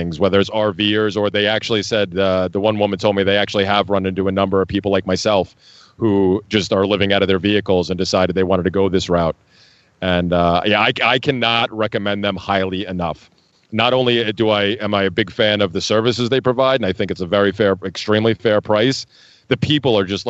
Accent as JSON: {"language": "English", "region": "New York", "country": "United States", "tie": "born or raised there", "moved": "as an adult", "said": "I grew up near New York City"}